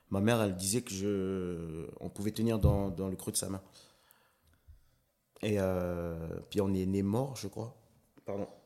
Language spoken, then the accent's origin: French; Lifou, Loyalty Islands Province, New Caledonia; Euh, je suis originaire de l'île de Lifou.